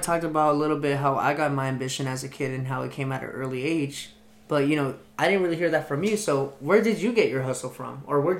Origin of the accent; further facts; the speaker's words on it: Los Angeles, California, United States; also born or lived in Torrance, California; I was born here in Torrance, California, and raised in San Pedro. So if you ever hear me say … from SP, you know where that comes from.